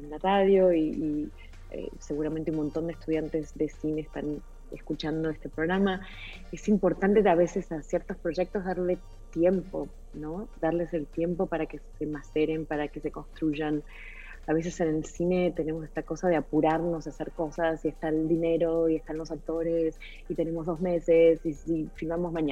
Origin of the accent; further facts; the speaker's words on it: Argentina; para mí muy cercano porque soy argentina y, Chile es un país hermano eh, limítrofe con, el mío